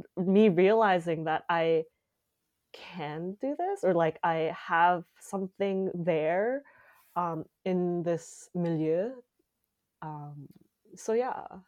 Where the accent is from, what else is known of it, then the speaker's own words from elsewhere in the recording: Calgary, Alberta, Canada; moved away as an adult; now in Montreal, Canada; we went to, uh, Calgary, and I grew up in Calgary